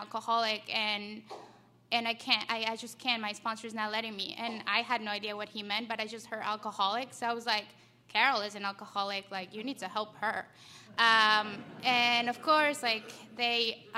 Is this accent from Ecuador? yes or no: yes; Ecuador; moved away; I'm from Ecuador. That's where my story began. I grew up in a household with a single mom, a dad who immigrated here when I was like two